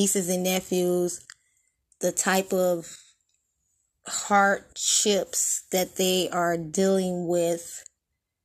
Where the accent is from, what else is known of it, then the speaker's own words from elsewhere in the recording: Detroit, Michigan, United States; we are from Detroit, born and raised